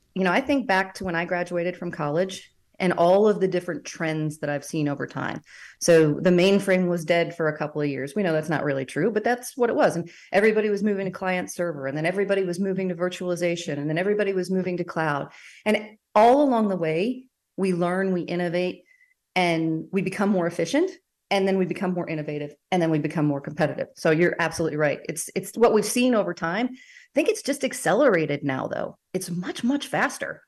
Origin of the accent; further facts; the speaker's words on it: United States; as an American